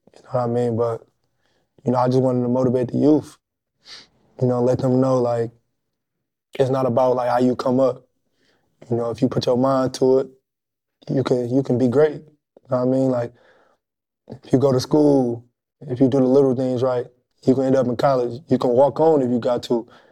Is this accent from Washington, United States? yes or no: no; Detroit, Michigan, United States; growing up in Detroit